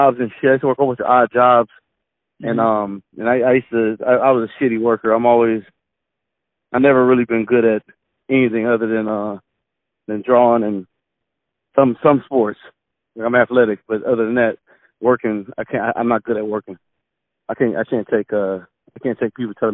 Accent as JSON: {"language": "English", "town": "Atlanta", "region": "Georgia", "country": "United States", "tie": "born or raised there", "said": "I'm from Atlanta, Georgia, born and raised"}